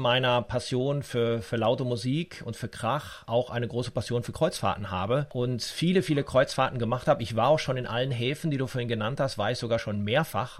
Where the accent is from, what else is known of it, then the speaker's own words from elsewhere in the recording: Dortmund, North Rhine-Westphalia, Germany; Ich komme aus Dortmund